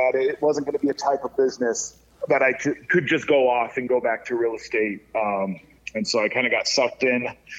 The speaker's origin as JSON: {"language": "English", "town": "Tucson", "region": "Arizona", "country": "United States", "tie": "born or raised there", "also_born_or_lived": "Scottsdale, Arizona", "said": "So I grew up here in Tucson. Then fled, lived most of my 20s up in Scottsdale"}